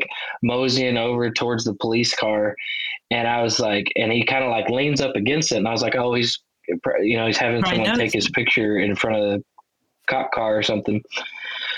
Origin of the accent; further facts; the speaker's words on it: Wichita Falls, Texas, United States; my hometown, Wichita Falls